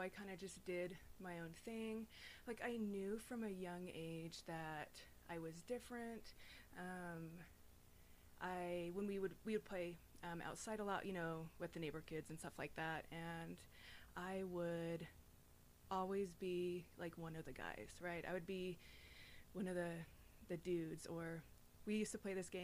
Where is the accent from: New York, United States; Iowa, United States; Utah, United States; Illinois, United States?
Utah, United States; Davis County; I grew up in good old Utah. I was born and raised in Davis County.